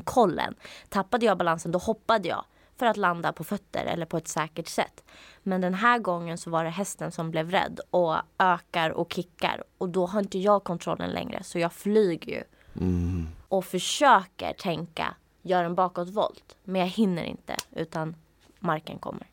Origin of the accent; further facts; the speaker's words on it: outside Uppsala, Uppsala County, Sweden; jag växte upp utanför Uppsala